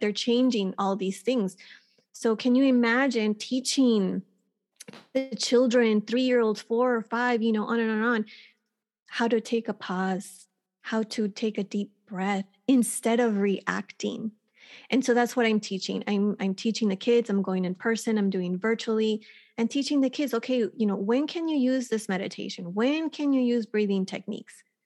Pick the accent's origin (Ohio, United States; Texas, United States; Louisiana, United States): Texas, United States; moved away as an adult; now in California, United States; I was born and raised in Texas and, um, lived on the border in Texas in a small town